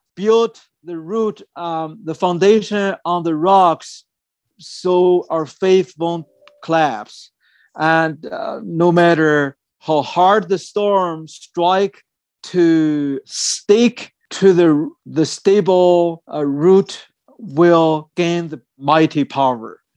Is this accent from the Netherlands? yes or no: no; China; moved away; when I was at my hometown area